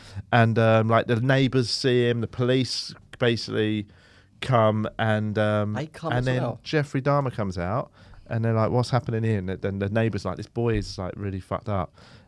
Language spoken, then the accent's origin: English; Melbourne, Victoria, Australia; born there; I was born in Melbourne.